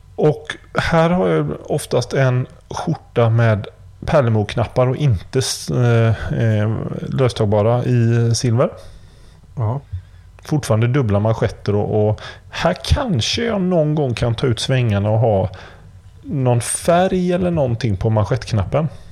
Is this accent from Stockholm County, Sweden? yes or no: no; Gothenburg, Västra Götaland, Sweden; also born or lived in Kungsbacka; jag kommer från Göteborg